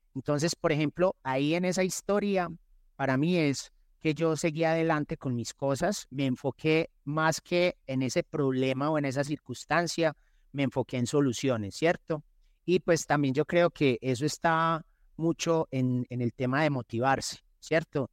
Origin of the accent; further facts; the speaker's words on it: Medellín, Antioquia, Colombia; also born or lived in Envigado; soy de Medellín, eh, tengo 47 años